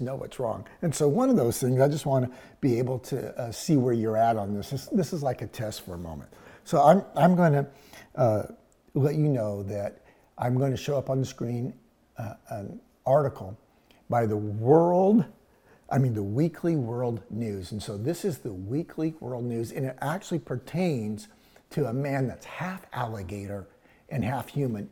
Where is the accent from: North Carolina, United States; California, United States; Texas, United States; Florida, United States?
Texas, United States; Houston; growing up in Houston, we did that. I lived at 3808 Arnold Street. It was a dead end. And we're talking Houston, Texas